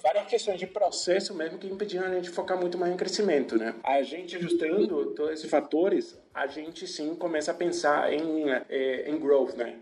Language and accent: Portuguese; Asunción, Paraguay; Portuguese is a second language; moved away as an adult; now in Brazil; eu sou de Assunção, Paraguai. Eu moro no Brasil já há alguns anos